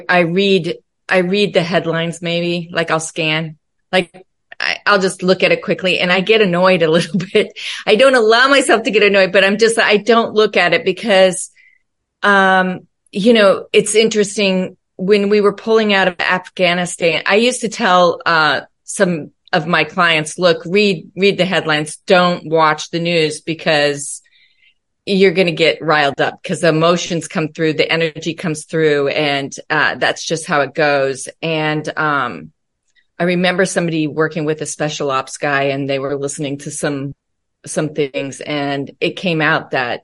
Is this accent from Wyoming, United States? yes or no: yes; Laramie, Wyoming, United States; born or raised there; also born or lived in North Platte, Nebraska; now in Southern California, United States